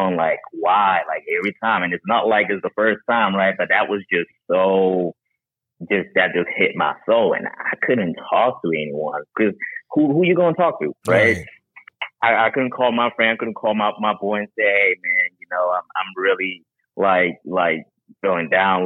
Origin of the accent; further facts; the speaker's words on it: Charleston, South Carolina, United States; also born or lived in Haiti; Originally, I'm from Haiti. Grew up in Charleston, South Carolina